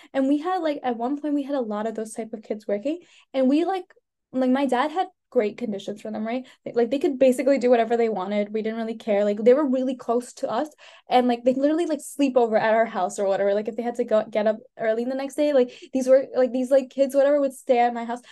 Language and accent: English; United States; also born or lived in India; I came here when I was one. I've lived here since I was ba- so basically I've lived here my yeah. whole life.